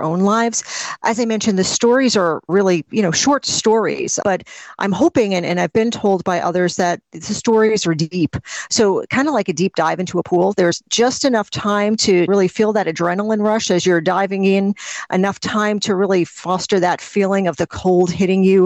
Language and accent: English; New Jersey, United States; I am a writer from New Jersey